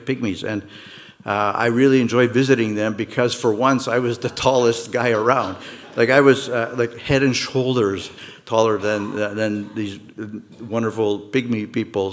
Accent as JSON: {"language": "English", "town": "Montreal", "region": "Quebec", "country": "Canada", "tie": "born or raised there", "also_born_or_lived": "Toronto", "moved": "as an adult", "lives_now": "Mississauga, Canada", "said": "Peter and I grew up in Montreal."}